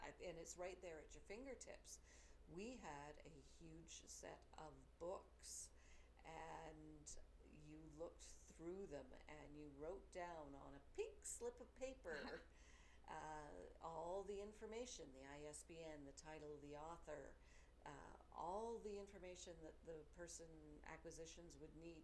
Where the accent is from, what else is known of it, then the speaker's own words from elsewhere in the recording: Edmonton, Alberta, Canada; I grew up in Edmonton